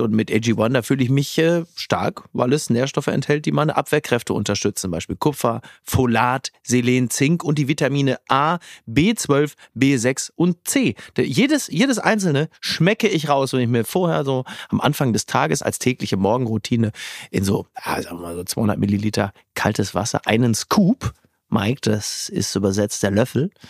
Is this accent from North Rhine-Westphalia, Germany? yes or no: yes; Castrop-Rauxel, North Rhine-Westphalia, Germany; mein Heimatdorf Henrichenburg